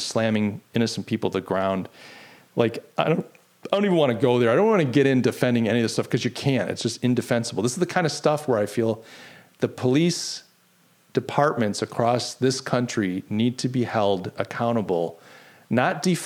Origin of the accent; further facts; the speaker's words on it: United States; I'm an American